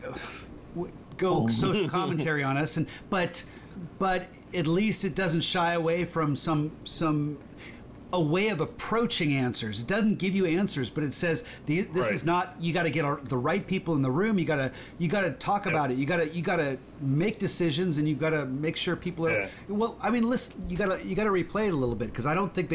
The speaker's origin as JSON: {"language": "English", "country": "United States", "tie": "born or raised there", "said": "I grew up in Orange County."}